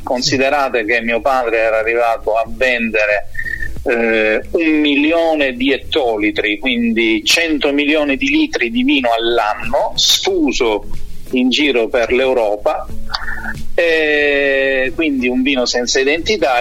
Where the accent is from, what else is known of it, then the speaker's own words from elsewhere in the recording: Manduria, Apulia, Italy; sono la terza generazione nel vino a Manduria